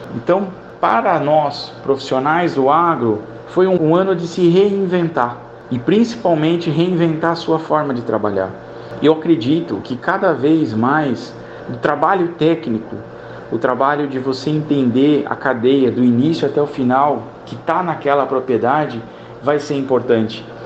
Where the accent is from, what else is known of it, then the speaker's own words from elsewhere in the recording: São José dos Campos, São Paulo, Brazil; moved away as an adult; also born or lived in southern Minas Gerais; Sou natural de São José dos Campos, mas vivi em São Paulo durante muitos anos